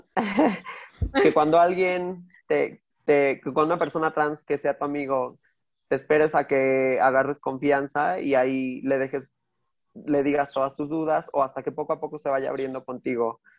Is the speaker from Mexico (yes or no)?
yes; Mexico City, Mexico; soy de Azcapotzalco